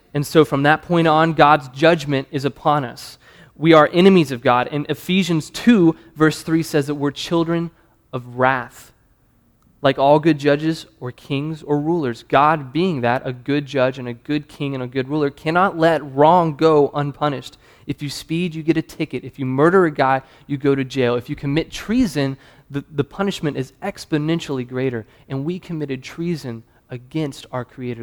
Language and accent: English; South Carolina, United States; accent: Southern; moved away as an adult; also born or lived in New Hampshire; now in Louisville, United States; I'm from South Carolina. I'm Southern